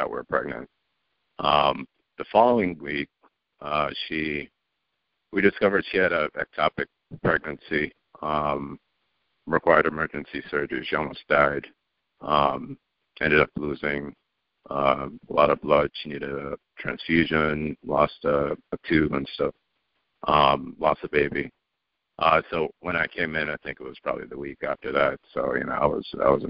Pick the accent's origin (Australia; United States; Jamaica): Jamaica; moved away; I grew up in Jamaica. My parents are in Jamaica.